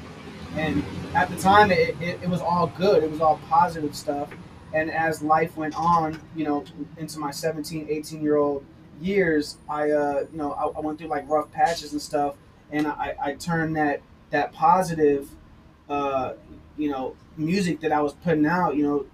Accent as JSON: {"language": "English", "town": "Torrance", "region": "California", "country": "United States", "said": "I come from Torrance, California, not a little city, but it's a good sized city"}